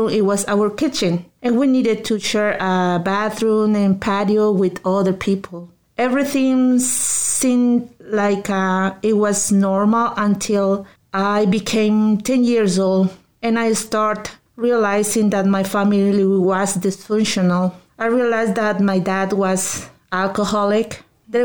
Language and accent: English; Lima, Peru; moved away; I was born in Peru, in the capital of Lima, in one of the neighborhoods with the most crime in my city.